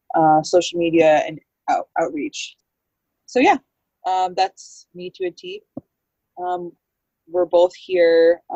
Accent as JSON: {"language": "English", "area": "Sagkeeng First Nation", "region": "Manitoba", "country": "Canada", "said": "I'm from Segi First Nation"}